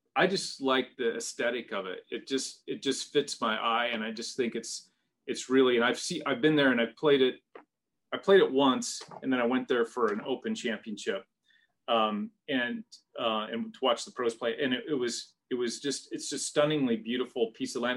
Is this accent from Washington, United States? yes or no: yes; Seattle, Washington, United States; I grew up in in the Northwest, in the Seattle area uh, of Washington State